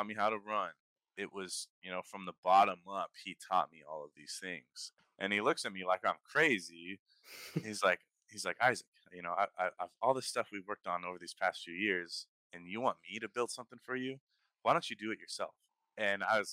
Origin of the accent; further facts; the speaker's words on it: Toppenish, Washington, United States; moved away; I'm from Toppenish, Washington. Born and raised